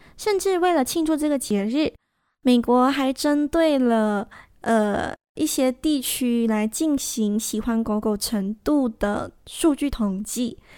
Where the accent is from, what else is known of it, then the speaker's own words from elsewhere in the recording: Malaysia; 我们马来西亚人没有办法参与